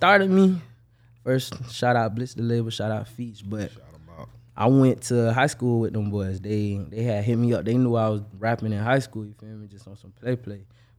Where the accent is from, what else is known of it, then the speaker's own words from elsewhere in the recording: Buffalo, New York, United States; born there; also born or lived in Kentucky; I'm not from Jacksonville. Okay. I was born in Buffalo, New York. But then from there, I moved to Kentucky.